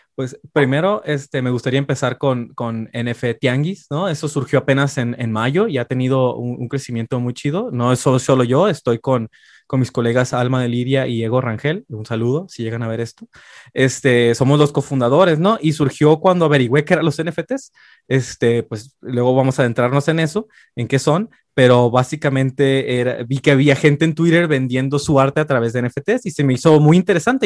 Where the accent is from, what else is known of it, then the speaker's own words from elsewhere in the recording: Tijuana, Baja California, Mexico; moved away as an adult; also born or lived in Mexico City; now in Xalapa, Mexico; Nací y crecí la gran, la gran mayoría de mi vida en Tijuana, Baja California, en la esquina de Latinoamérica